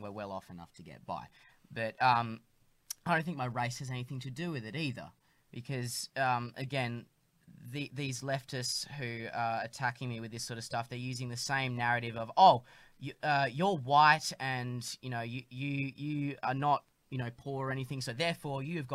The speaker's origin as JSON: {"language": "English", "town": "Perth", "region": "Western Australia", "country": "Australia", "tie": "born or raised there", "moved": "yes", "lives_now": "Melbourne, Australia", "said": "when I was younger growing up in Perth"}